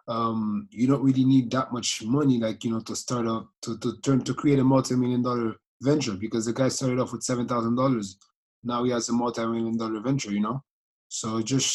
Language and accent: English; Haiti; also born or lived in Tampa, Florida; I'm from Haiti